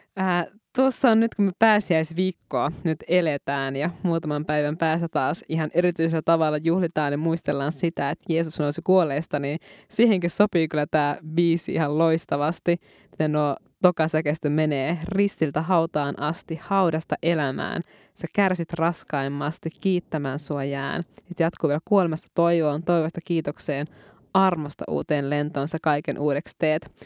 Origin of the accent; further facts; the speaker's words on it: Muonio, Lapland, Finland; now in Helsinki region, Finland; sieltä Muoniosta, Lapista, josta ollaan molemmat kotoisin. Ja nyt me molemmat pohjoisen tytöt asutaankin täällä Helsingin seudulla.